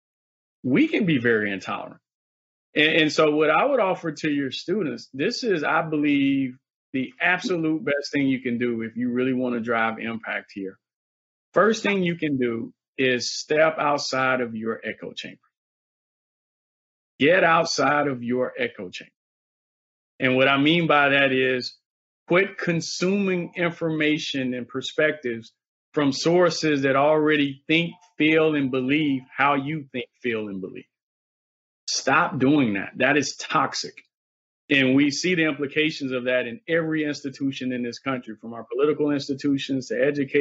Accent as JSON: {"language": "English", "region": "the South", "country": "United States", "said": "I'm from the South"}